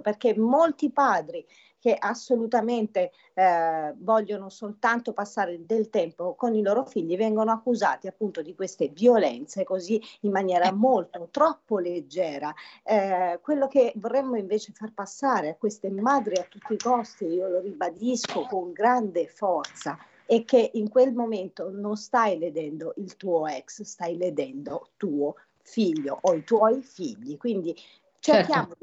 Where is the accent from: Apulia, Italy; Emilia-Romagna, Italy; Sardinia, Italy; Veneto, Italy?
Apulia, Italy; now in Lombardy, Italy; trasmetto dalla bellissima Puglia, la mia terra natale